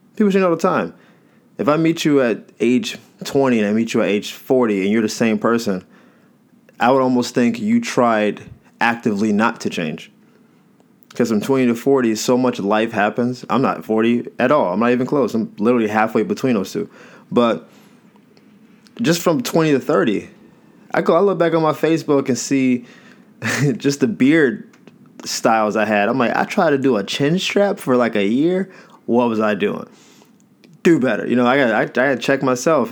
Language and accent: English; Florida, United States; I'm from Florida